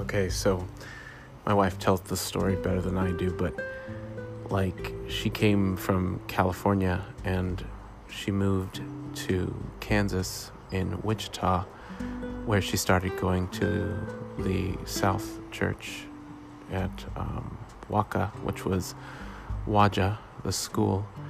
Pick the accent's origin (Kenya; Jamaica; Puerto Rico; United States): Jamaica; the culture that I was raised in as a Jamaican and the background I come from